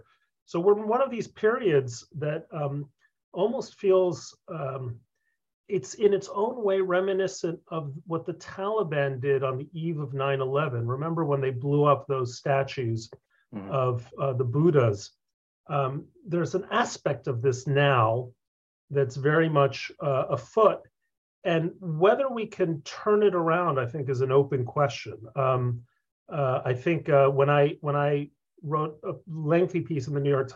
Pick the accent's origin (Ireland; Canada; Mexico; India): Mexico; moved away; also born or lived in Concord, Massachusetts; that's how I wound up growing up in Mexico